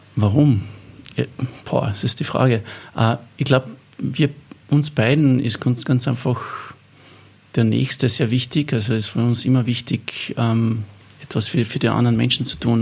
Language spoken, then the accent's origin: German; Eberndorf, Carinthia, Austria; das war in der katholischen Jugendgruppe in, in, in Eberndorf, wo ich aufgewachsen bin